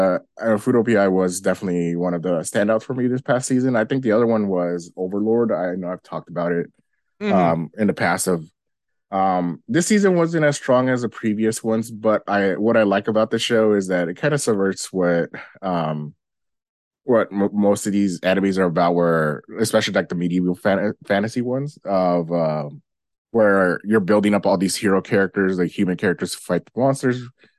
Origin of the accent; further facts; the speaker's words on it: United States; this is a more me being American audience.